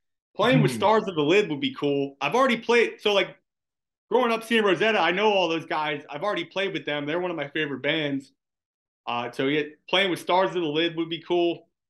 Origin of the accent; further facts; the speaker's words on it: Philadelphia, Pennsylvania, United States; growing up in Philly